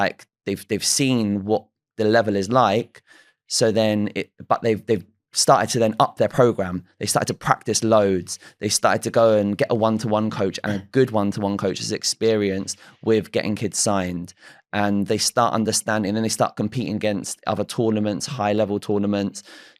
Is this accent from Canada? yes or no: no; Isleworth, London, United Kingdom; born there; but I'm not from there. I was born in Isleworth, and then I've gone to live in Teddington in more recent years.